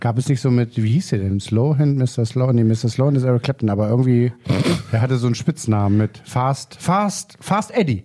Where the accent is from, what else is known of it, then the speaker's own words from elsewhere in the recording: Lower Saxony, Germany; Also ich bin hier in Niedersachsen aufgewachsen, also protestantisches Kernland